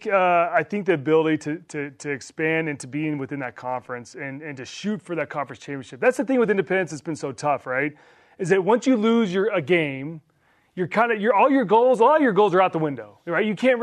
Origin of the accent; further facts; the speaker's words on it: Texas, United States; moved away; I grew up in Big 12 country, right? I mean, that Texas A&M was a member of the Big 12 for pretty much my whole childhood.